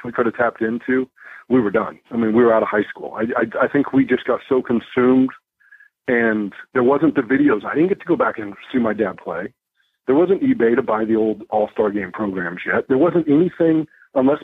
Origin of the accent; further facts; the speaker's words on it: Arizona, United States; I grew up in Arizona